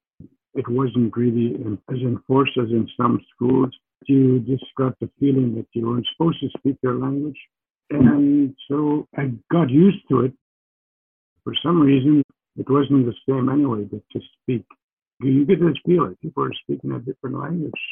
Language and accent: English; Sturgeon Lake First Nation, Saskatchewan, Canada; my family history begins with where I was born in Sturgeon Lake First Nation.